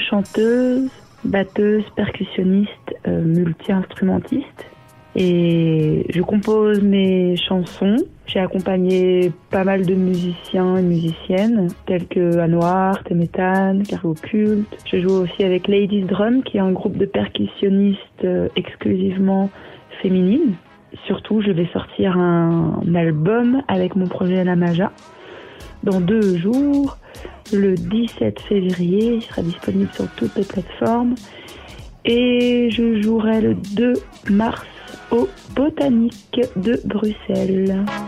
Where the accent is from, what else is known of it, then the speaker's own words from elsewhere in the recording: Paris, Île-de-France, France; moved away as an adult; now in Brussels, Belgium; j'ai grandi à Paris